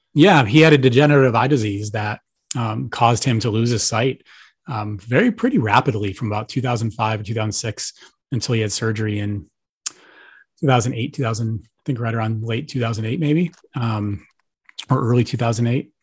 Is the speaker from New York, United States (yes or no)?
yes; Buffalo, New York, United States; moved away as an adult; also born or lived in Florida; I'm from Buffalo, New York originally